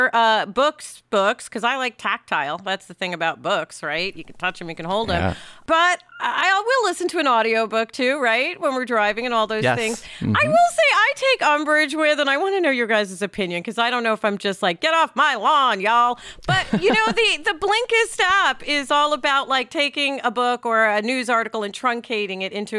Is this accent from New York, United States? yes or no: yes; New York City, New York, United States; in my New York City public school